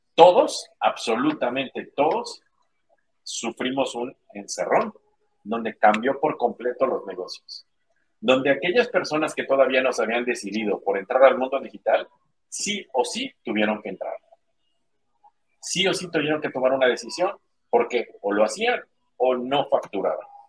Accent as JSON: {"language": "Spanish", "country": "Mexico", "said": "soy mexicano"}